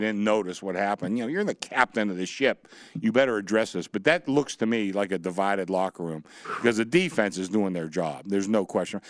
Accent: Pittsburgh, Pennsylvania, United States; I'm from Pittsburgh

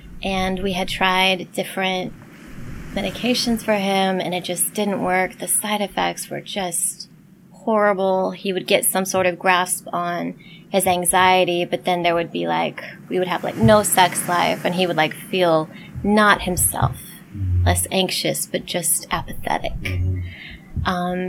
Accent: Midwest, United States; also born or lived in Portland, United States / Birmingham, United States; We moved around a lot because my dad was a preacher, but Midwest, in the north, went to school down south, lived in Portland for a while, and then Birmingham.

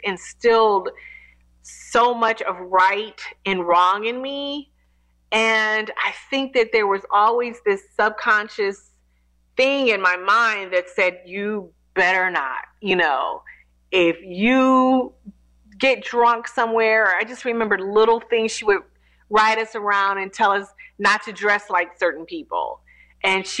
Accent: Detroit, Michigan, United States; now in Atlanta, United States; I'm a Detroit native, born and raised in Detroit

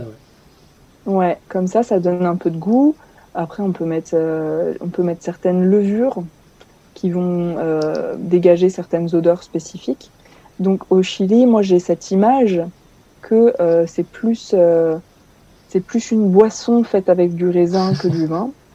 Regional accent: Tours, Centre-Val de Loire, France; je suis française. Je viens de Tours en France dans la région centre

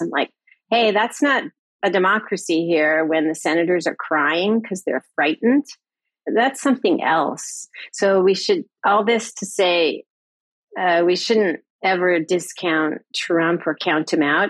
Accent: United States; as an American

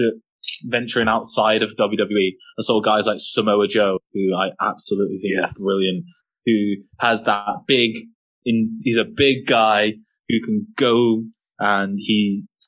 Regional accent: England, United Kingdom; I'm black English

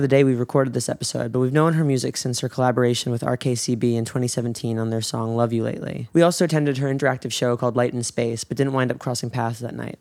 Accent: New York, United States; moved away as an adult; we're both from New York

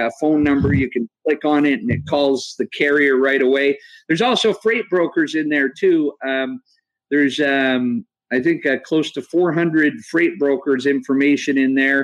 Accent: Canada; I didn't have a driver's license, and I was from Canada, so that created a little bit of hassle when I was 15 years old

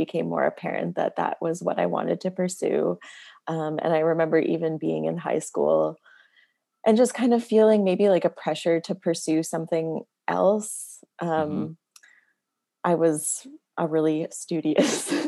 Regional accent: Nova Scotia, Canada; also born or lived in Sydney, Cape Breton, Nova Scotia / New Brunswick; When I was like 7 or 8, we moved back to Nova Scotia, and that's where I spent most of my childhood

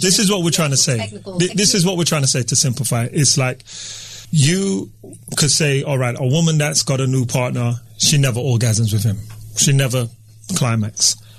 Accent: Atlanta, Georgia, United States; We're from Atlanta.

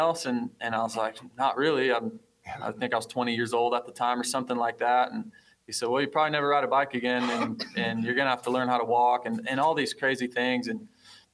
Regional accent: Fort Dodge, Iowa, United States; I'm some kid from Fort Dodge, Iowa, getting bikes from Storm Lake Honda.

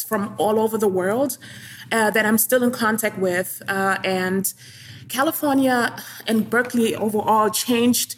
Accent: Germany; moved away as an adult; now in New York City, United States; When I grew up in Germany, at that time when I was a child

